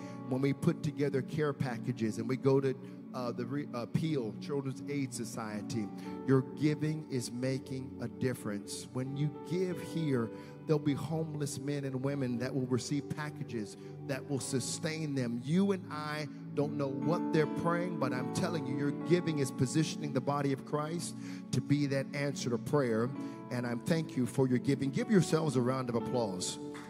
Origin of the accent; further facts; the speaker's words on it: Richmond, Virginia, United States; It's from my hometown, Richmond, Virginia.